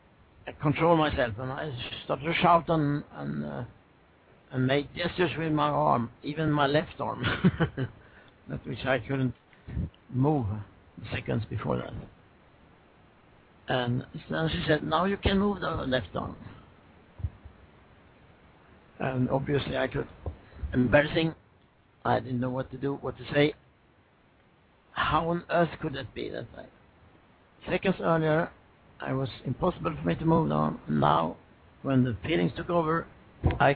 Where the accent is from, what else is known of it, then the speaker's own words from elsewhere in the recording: Swedish West Coast, Sweden; I was raised on the Swedish West Coast